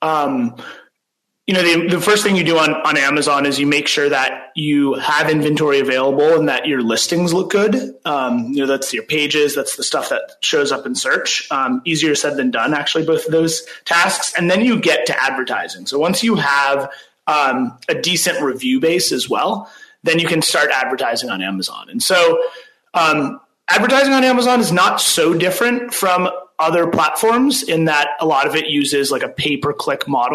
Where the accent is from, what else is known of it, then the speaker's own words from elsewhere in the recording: Northern California, United States; moved away as an adult; also born or lived in New York; I grew up in Northern California.